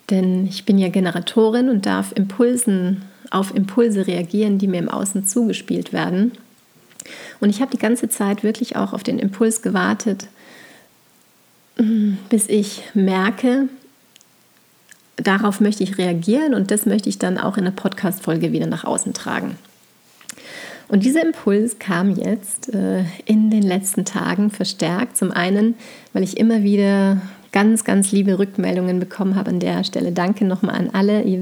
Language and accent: German; St. Johann in Tirol, Tyrol, Austria; moved away as an adult; now in Bayreuth, Germany; Es ist ja so, dass ich eben in St. Johann in Tirol groß geworden bin. Bis zu meinem 18. Lebensjahr